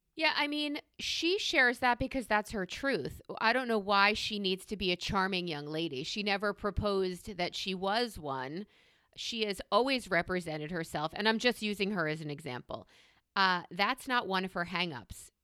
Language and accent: English; New York, United States; as a New Yorker